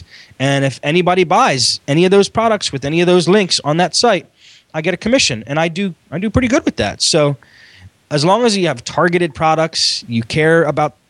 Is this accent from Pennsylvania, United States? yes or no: yes; Philadelphia, Pennsylvania, United States; I'm a guy from Philly